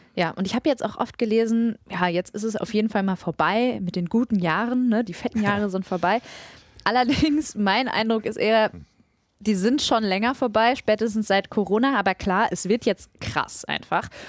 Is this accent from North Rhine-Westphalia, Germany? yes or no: yes; Ruhr area, North Rhine-Westphalia, Germany; Ich komme ja aus dem Ruhrgebiet